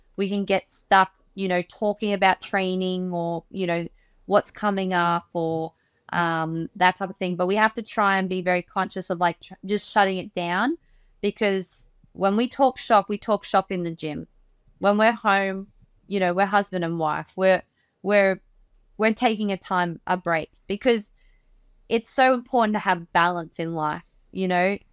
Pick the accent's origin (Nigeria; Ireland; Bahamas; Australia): Australia; growing up in Australia